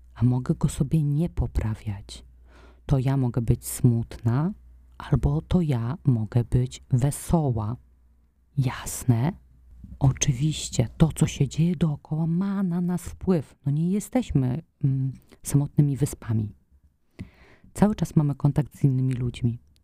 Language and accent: Polish; Poland; wychowywałam się w takim domu, w którym mm, były te papierosy obecne i w takim środowisku, no nie wiem, no Polska lat 90